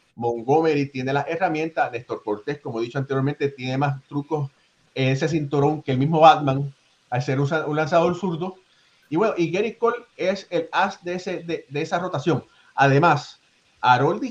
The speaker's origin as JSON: {"language": "Spanish", "country": "Puerto Rico", "tie": "born or raised there", "said": "yo soy nacido en Puerto Rico, pero hecho con Cuban Parts, como dicen"}